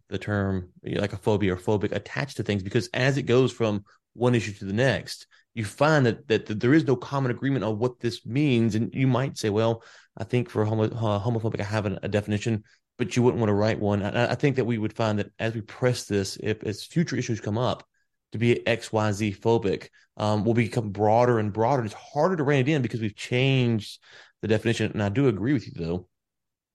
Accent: Louisiana, United States; I'm from Louisiana. I've got a high school education

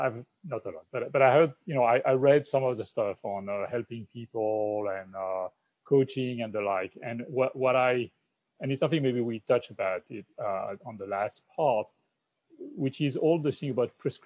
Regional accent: France; moved away as an adult; now in United States; as a French person living in the US, and I've been living in the US for 20 years, I'm now an American citizen

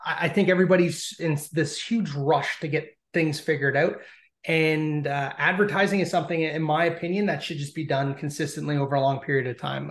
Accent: Canada; being Canadian

